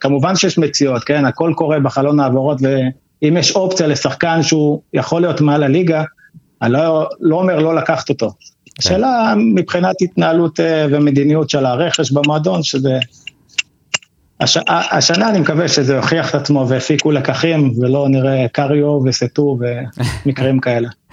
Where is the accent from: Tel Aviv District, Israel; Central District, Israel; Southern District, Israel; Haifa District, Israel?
Southern District, Israel; Mitzpe Ramon; moved away as an adult; now in Kibbutz Na'an, Israel; אני במקור ממצפה רמון, ככה שבאר שבע תמיד הייתה העיר הגדולה שלנו